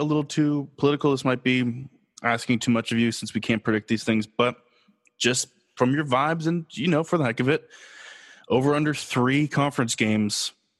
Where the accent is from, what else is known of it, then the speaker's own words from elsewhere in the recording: California, United States; we both now live in California and I'm a Californian